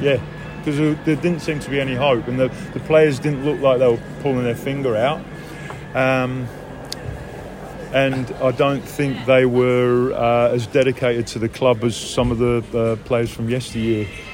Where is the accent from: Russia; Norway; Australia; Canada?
Australia; Perth, Western Australia; also born or lived in London; being growing up in Perth